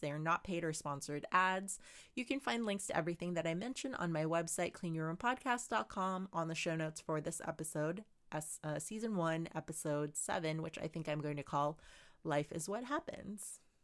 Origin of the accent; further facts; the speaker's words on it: Philippines; I'm Filipino and growing up, my family always appreciated